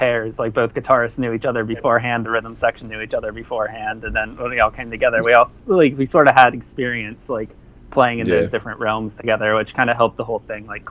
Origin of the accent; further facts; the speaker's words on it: Mechanicsburg, Pennsylvania, United States; now in Philadelphia, United States; I'm originally from Mechanicsburg, PA, which is like central Pennsylvania, and Philly was like one of the closest big cities to me.